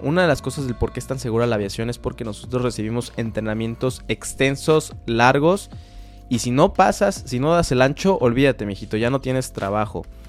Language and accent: Spanish; Mexico; los mexicanos estamos muy bien posicionados como pilotos